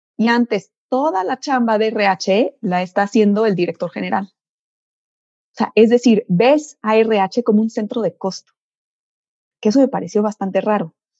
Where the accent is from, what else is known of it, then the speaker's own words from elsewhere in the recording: Mexico; soy ingeniera química mexicana.